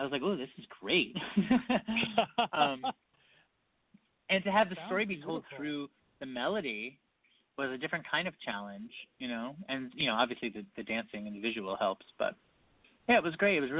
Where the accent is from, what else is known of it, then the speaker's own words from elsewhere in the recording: Utica, New York, United States; Utica, New York is where I'm from